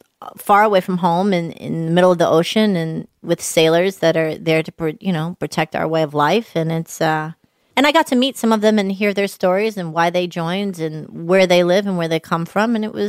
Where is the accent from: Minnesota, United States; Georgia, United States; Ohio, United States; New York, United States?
Georgia, United States; Atlanta; I'm from Atlanta.